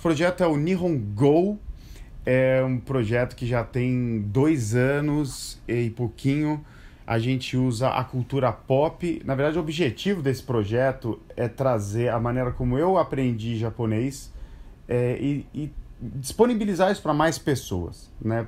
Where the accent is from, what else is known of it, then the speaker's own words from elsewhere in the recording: Brazil; moved away as an adult; also born or lived in Japan; eu sou brasileiro e, de repente, eu me vi inserido no universo japonês